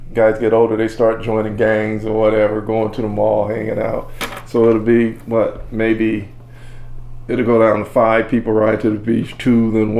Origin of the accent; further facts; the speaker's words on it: Los Angeles, California, United States; We played football on the street. We played with Freeman Ricky Ross.